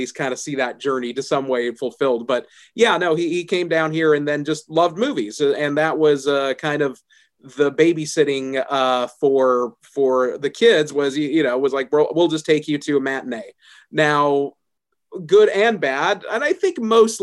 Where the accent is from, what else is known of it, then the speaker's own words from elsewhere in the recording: Los Angeles, California, United States; it was kind of an interesting way to grow up because it's like we lived in Eagle Rock / Pasadena